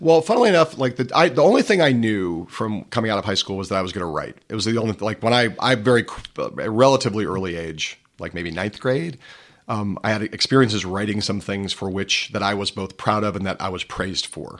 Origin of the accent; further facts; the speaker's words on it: Los Angeles, California, United States; now in New York, United States; I grew up in Los Angeles